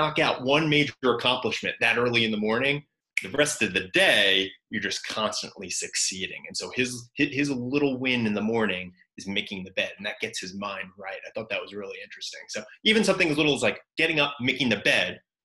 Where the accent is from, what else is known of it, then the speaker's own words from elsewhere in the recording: New York, United States; growing up in New York